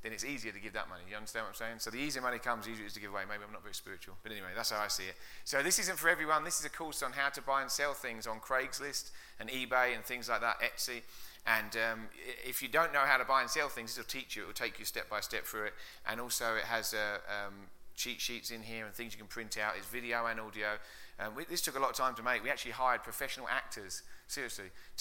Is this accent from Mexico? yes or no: no; England, United Kingdom; moved away as an adult; now in United States; you can tell my accent isn't from Colorado. It's from out east. I'm way out east, about 6,000 miles out east from England. Came over 10 years ago.